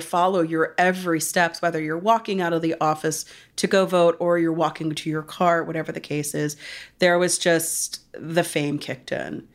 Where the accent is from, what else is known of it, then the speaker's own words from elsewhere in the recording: Pennsylvania, United States; moved away; my home state of Pennsylvania